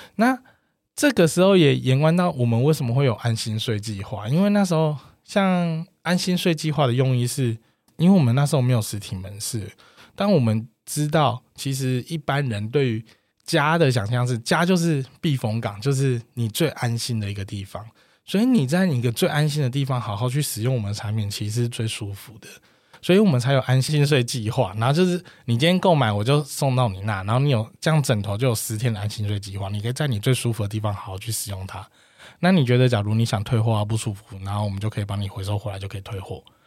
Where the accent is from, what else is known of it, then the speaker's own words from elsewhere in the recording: Taoyuan, Taiwan; 我是桃园人嘛，公司也是桃园